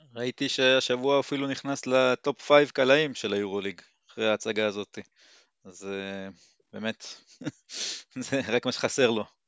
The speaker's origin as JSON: {"language": "Hebrew", "town": "Timorim", "region": "Southern District", "country": "Israel", "said": "אני בן 41, ממושב תימורים"}